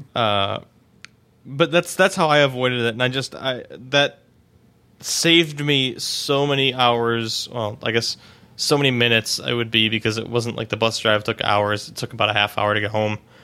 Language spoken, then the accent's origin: English; Cleveland, Ohio, United States; now in Pittsburgh, United States; I'm originally from Cleveland